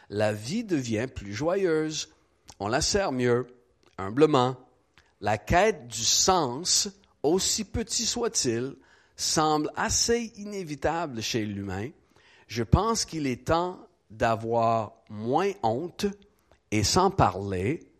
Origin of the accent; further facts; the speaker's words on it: Quebec, Canada; born there; Je suis né au Québec dans les années 80 d'une mère habitibienne qui avait sûrement eu son voyage du petit Jésus